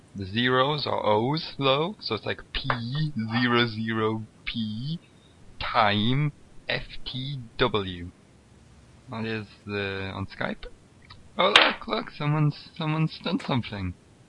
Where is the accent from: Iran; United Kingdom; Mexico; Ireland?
United Kingdom; I don't eat any because I'm British, so I don't use toothpaste.